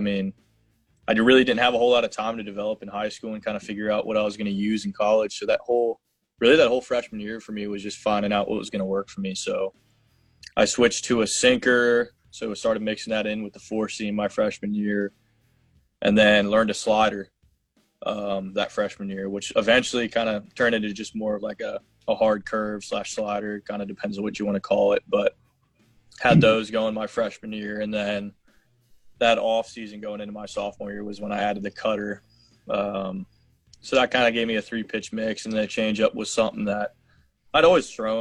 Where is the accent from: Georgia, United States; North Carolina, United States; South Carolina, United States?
South Carolina, United States; Hilton Head Island; growing up on Hilton Head